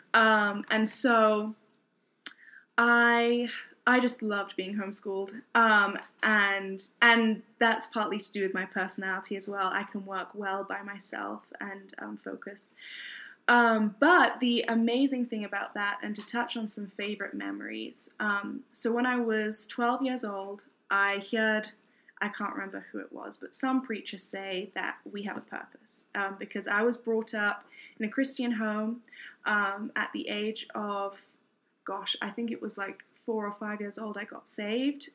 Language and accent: English; United Kingdom; moved away as an adult; also born or lived in Newport, Wales / Kent, England; now in United States; my parents moved to southeast England, Kent, uh, when I was about one and a half, two years old